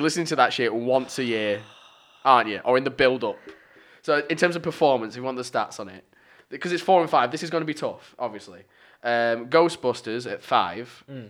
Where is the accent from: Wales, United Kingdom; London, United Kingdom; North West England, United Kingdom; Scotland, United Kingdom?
North West England, United Kingdom; Lancashire; accent: Lancastrian; my shy Lancasterian accent.